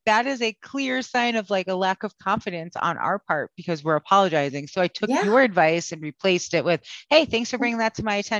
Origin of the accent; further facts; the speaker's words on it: Connecticut, United States; now in Austin, United States; I'm originally from Connecticut